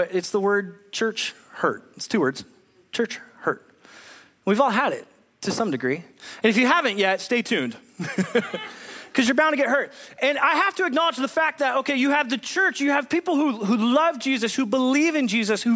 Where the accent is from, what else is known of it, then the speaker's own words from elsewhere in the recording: Southern California, United States; moved away as an adult; now in Whatcom County, Washington, United States; I'm originally born and raised in California